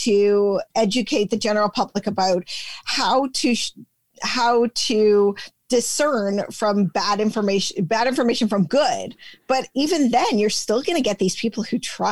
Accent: Canada; we're Canadian

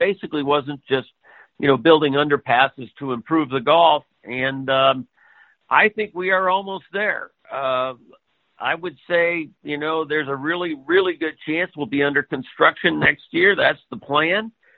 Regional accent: Chicagoland, Illinois, United States; moved away as an adult; now in Hawaii, United States; even though I grew up in Chicagoland

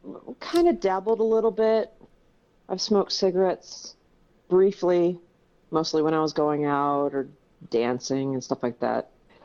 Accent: Michigan, United States; born there; now in Denver, United States; I was born in Michigan and Midwest girl. I've moved around a lot because of my family. I am currently in Denver, Colorado.

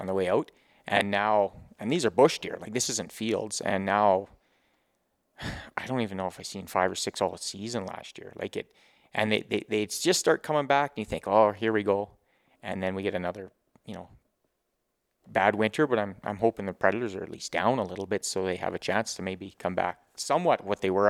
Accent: Grovedale, Grande Prairie area, Alberta, Canada; born and raised, Grove Hill, Grand Prairie area

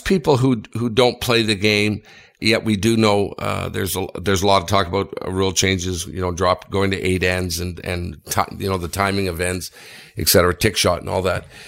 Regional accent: Sudbury, Ontario, Canada; I'm from Sudbury

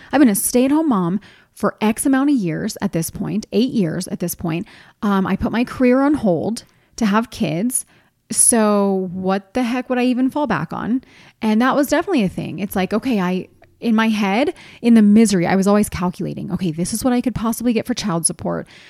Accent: East Coast, United States; moved away as an adult; I'm from the East Coast, and I had no family here.

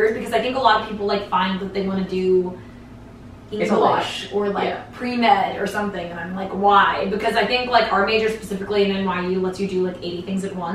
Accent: Northeast, United States; I grew up in the Northeast

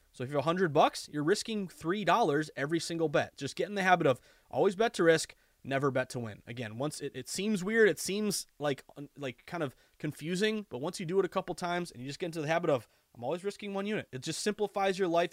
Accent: the Berkshires, Western Massachusetts, United States; I grew up in Western Mass and the Berkshires

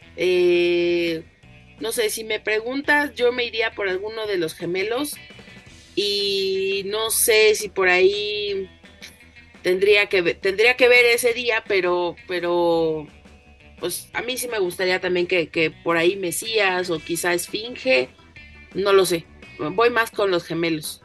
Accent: Mexico; nuestra propia identidad como mexicanos

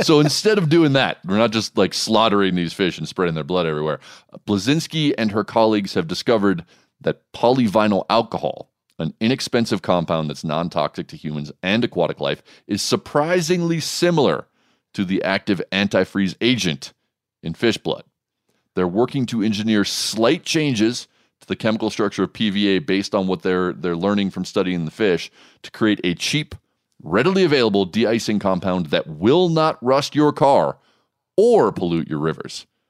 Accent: United States; I'm an American

